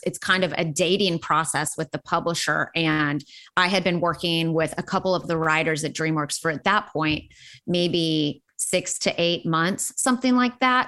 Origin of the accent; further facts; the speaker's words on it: Pittsburg, Kansas, United States; moved away as an adult; now in Nashville, United States; grew up in Southeast Kansas, a town called Pittsburgh.